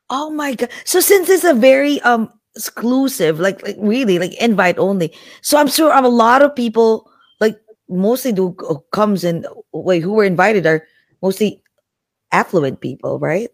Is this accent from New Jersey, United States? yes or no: yes; Jersey City, New Jersey, United States; I'm from Jersey City